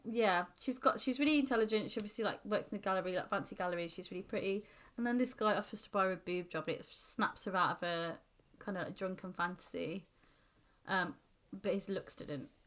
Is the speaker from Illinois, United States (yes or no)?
no; New York, United States; I'm a New Yorker.